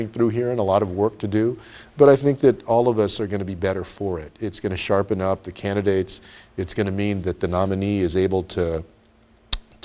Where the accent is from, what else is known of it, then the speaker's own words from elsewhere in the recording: San Antonio, Texas, United States; I grew up in San Antonio on the west side